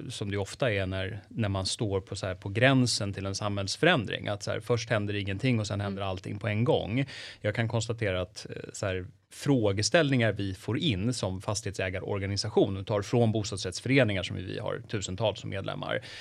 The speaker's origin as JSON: {"language": "Swedish", "town": "Stockholm", "region": "Stockholm County", "country": "Sweden", "said": "men även som vanlig stockholmare, vi kommer se fysiska avtryck i stan."}